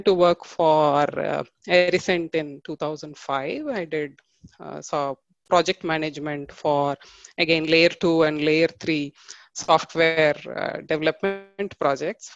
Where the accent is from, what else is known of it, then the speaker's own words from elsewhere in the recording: Tiruchirappalli, Tamil Nadu, India; I hail from Tiruchi in Tamil Nadu